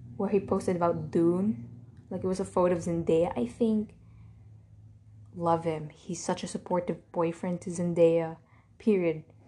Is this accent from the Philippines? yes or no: yes; Philippines; I'm Filipino